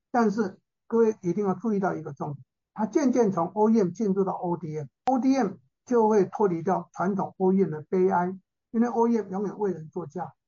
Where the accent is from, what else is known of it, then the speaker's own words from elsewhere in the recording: Taiwan; also born or lived in United States; 我在一九七八年从美国念书回来的时候